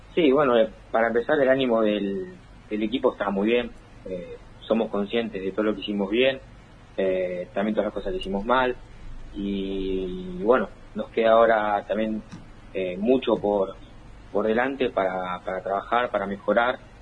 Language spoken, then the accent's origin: Spanish; Monte Grande, Buenos Aires Province, Argentina; moved away as an adult; also born or lived in Belgrano, Buenos Aires; now in Buenos Aires, Argentina; yo soy de Monte Grande y actualmente estoy viviendo igual en Belgrano, pero toda la vida allá en Monterán, de zona